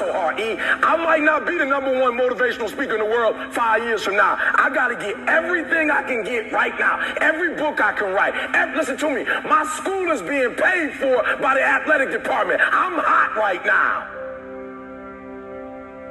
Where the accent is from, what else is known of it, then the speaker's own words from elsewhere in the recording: Detroit, Michigan, United States; I'm from Detroit, homeless